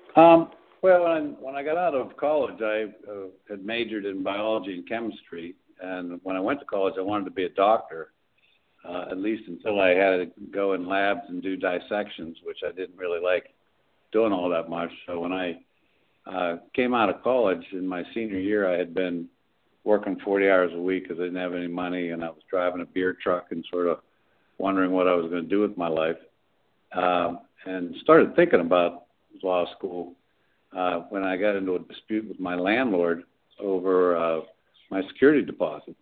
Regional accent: Johnstown, Pennsylvania, United States; moved away as an adult; now in Pittsburgh, United States; I grew up in Johnstown, um, and then I came to Pittsburgh after I got out of the service to go to law school

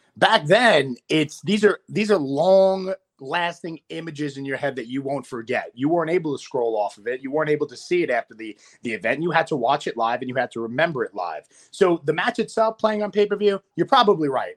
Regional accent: New York City, New York, United States; I'm a New Yorker at core, so I'll never really get booed in the hometown.

